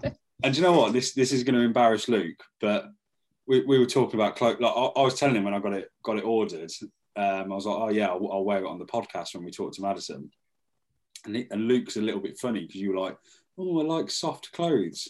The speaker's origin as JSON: {"language": "English", "town": "Northampton", "region": "East Midlands", "country": "United Kingdom", "said": "we're from Northampton"}